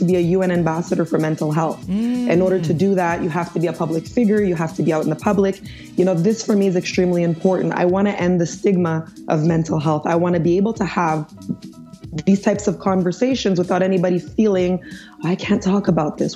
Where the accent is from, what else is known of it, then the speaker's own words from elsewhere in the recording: Montreal, Quebec, Canada; also born or lived in Nigeria; I'm an American Canadian. I was born in Montreal, Quebec.